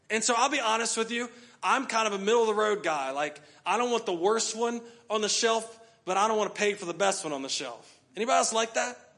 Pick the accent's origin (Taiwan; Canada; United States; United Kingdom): United States; We're from the U.S.